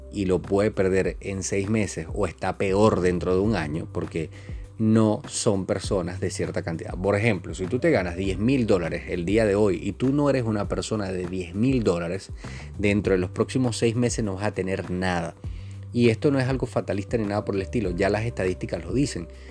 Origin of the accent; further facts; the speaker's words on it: Venezuela; aquí mismo en mi país